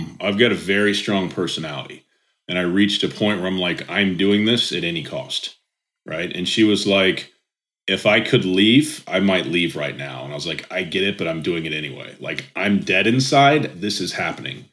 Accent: Indianapolis, Indiana, United States; I'm from Indianapolis. I live about 35 minutes south now. So I've always lived in Indiana.

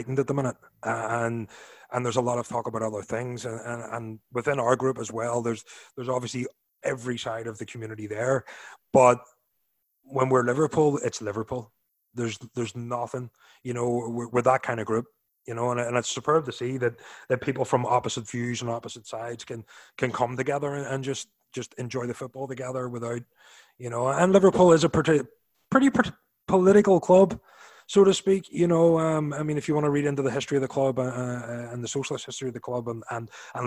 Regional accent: Ireland; moved away as an adult; also born or lived in Orlando; now in Knoxville, United States; being Irish and moving to America

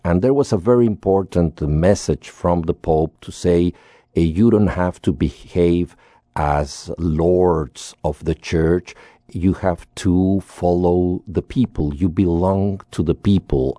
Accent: Mexico; I grew up in Mexico in the sixties

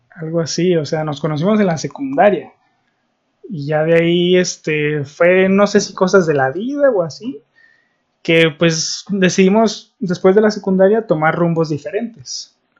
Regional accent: Guadalajara, Jalisco, Mexico; somos de Guadalajara

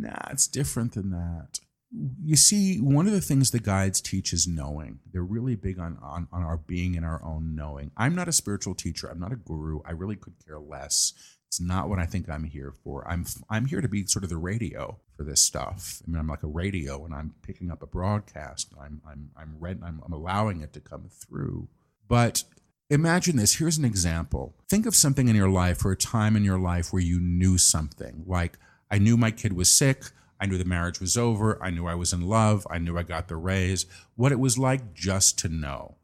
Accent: New York, United States; I'm a New Yorker

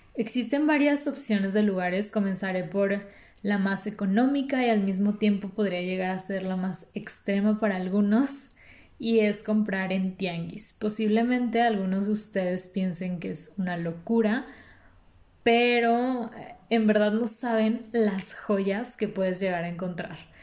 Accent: Mexico; no podemos quejarnos como mexicanos

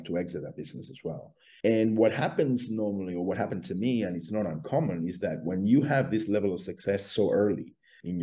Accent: Australia; I come from Australia

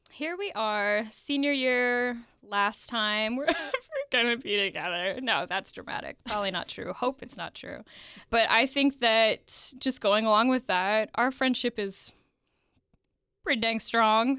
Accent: Evansville, Indiana, United States; So we are both from Evansville, Indiana

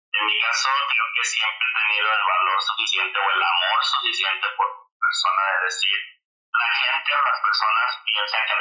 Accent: Michoacán, Mexico; now in United States; mi ciudad natal, a la tierra Michoacán

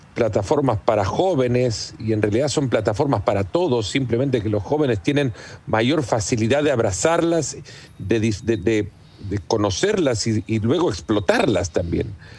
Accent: El Salvador; mi padre eh, tiene una plantación de café desde hace muchos años en El Salvador, de donde soy, mm. y crecí con la cultura del café desde muy pequeño

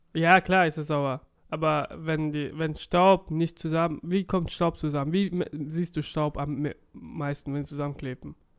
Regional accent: Offenburg, Baden-Württemberg, Germany; now in Cologne, Germany; Offenburg, meine Heimatstadt damals

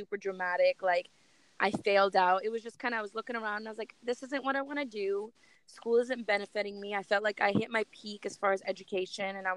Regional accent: Russia; now in United States; I was born in Russia. So I moved to America about 19 years ago

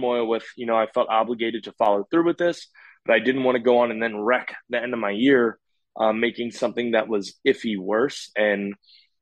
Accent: Maryland, United States; I'm from Maryland.

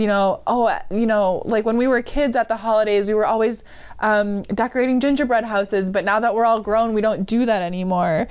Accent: Marshfield, United States; my hometown, Marshfield

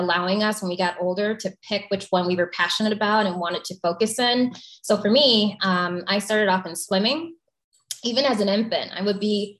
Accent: Flossmoor, Illinois, United States; I grew up in the South Suburbs of Chicago

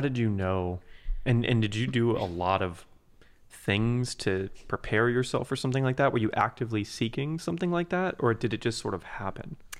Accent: Shakopee, Minnesota, United States; I was born in Shakopee

